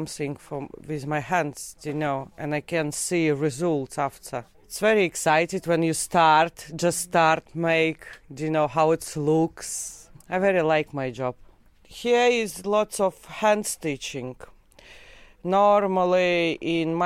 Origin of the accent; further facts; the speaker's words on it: Riga, Latvia; English is a second language; moved away as an adult; now in United Kingdom; I am from Latvia, Riga. I am in UK for 15 years.